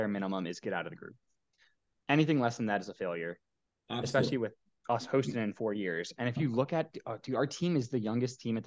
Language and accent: English; United States; me being an American